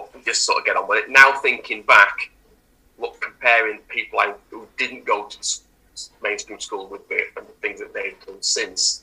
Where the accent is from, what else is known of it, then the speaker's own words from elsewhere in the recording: Featherstone, Yorkshire and the Humber, United Kingdom; now in Cheshire, United Kingdom; We grew up in Featherstone